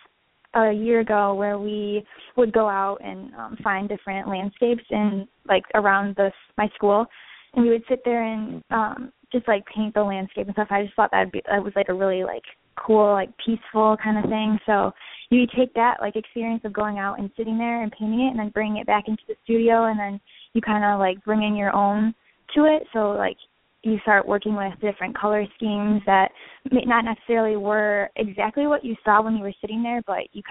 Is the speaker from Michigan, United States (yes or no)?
yes; Westland, Michigan, United States; also born or lived in Detroit, Michigan; I'm from Detroit. I'm from Westland, Michigan. I went to Ladywood High School